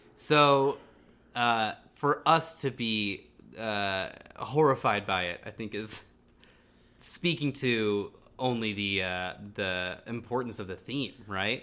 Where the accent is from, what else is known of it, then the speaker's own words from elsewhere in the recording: Silicon Valley, California, United States; when I was a kid growing up in Silicon Valley